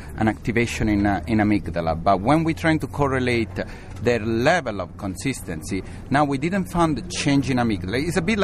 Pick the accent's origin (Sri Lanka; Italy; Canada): Italy; also born or lived in England; now in Pasadena, United States; I'm from Italy